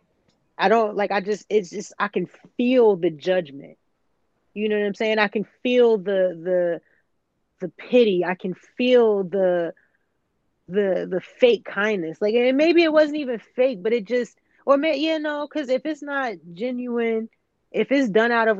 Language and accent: English; the South, United States; growing up in the South